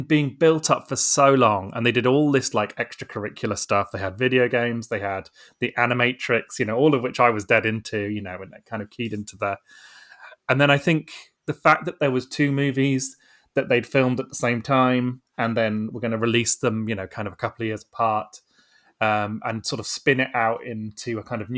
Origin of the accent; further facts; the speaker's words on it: Bristol, South West England, United Kingdom; I was growing up in Bristol at the time